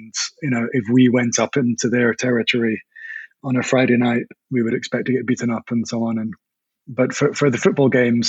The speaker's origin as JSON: {"language": "English", "town": "Stirling", "region": "Scotland", "country": "United Kingdom", "tie": "born or raised there", "also_born_or_lived": "Mexico City, Mexico / Latin America", "moved": "as an adult", "lives_now": "Berlin, Germany", "said": "I grew up in Stirling, a small town in central Scotland."}